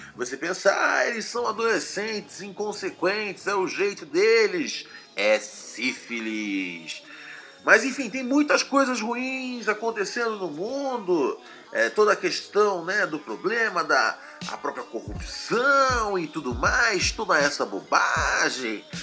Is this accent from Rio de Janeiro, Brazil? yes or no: yes; Rio de Janeiro, Brazil; Eu sou, né, do Rio de Janeiro